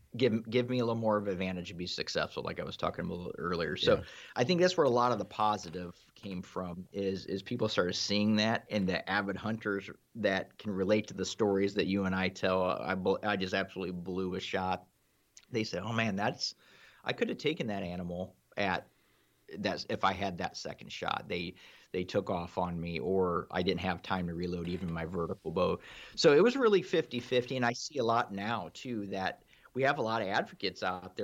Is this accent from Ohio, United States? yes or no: yes; Ohio, United States; I'm from Ohio myself.